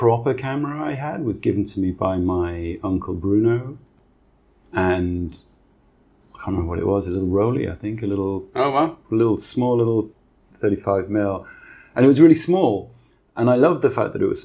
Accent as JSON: {"language": "English", "town": "Newcastle upon Tyne", "region": "North East England", "country": "United Kingdom", "tie": "born or raised there", "also_born_or_lived": "Maidstone", "moved": "as an adult", "lives_now": "Hong Kong", "said": "I grew up in Newcastle."}